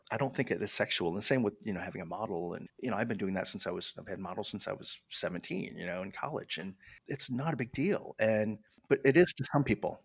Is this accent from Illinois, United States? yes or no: no; Michigan, United States; I grew up in Michigan